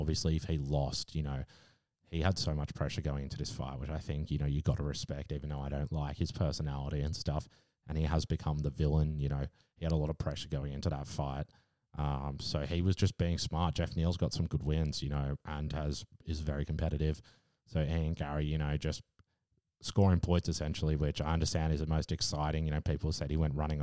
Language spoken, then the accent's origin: English; Australia; As an Aussie